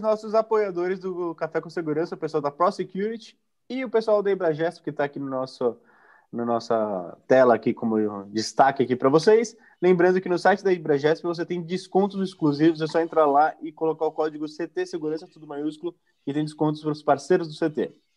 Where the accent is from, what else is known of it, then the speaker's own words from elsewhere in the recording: Brazil; como brasileiro